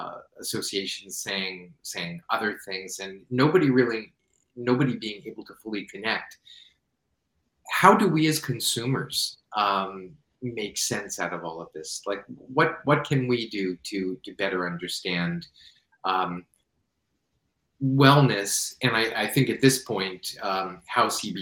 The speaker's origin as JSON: {"language": "English", "region": "New York", "country": "United States", "tie": "born or raised there", "said": "New York. That's my home state."}